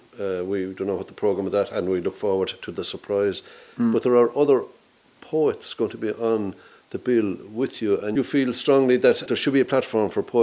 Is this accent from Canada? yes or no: no; Ennis, Munster, Ireland; And I know they say Ennis is such a great town. It's my hometown